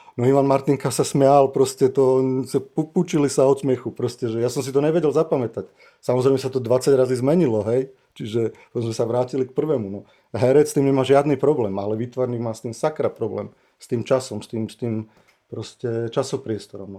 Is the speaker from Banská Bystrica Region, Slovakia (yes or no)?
no; Žilina, Žilina Region, Slovakia; also born or lived in Liptovský Mikuláš; som sa narodil v Mikuláši a od, od, odišli sme do Žiliny a odtedy tam žijem. No. Čiže ja som Žilinčan